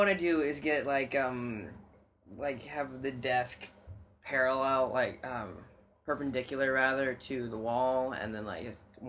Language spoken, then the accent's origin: English; South Dakota and Minnesota, Upper Midwest, United States; we grew up in South Dakota and Minnesota.